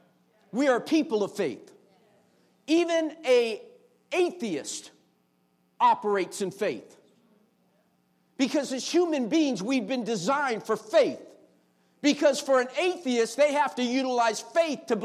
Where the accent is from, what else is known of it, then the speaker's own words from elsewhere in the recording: United States; as American citizens